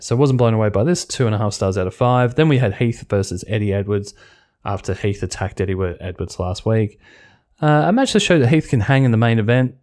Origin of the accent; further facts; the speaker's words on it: Australia; being an Australian